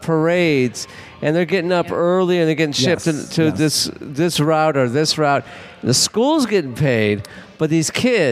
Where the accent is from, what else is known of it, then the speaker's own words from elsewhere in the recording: Los Angeles, California, United States; now in New Orleans, United States; I'm from Los Angeles, where high schools, it doesn't matter.